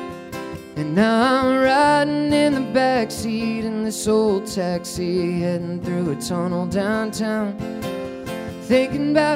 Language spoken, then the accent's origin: English; outside New York City, United States; I come from the land of New York City, and I grew up outside New York City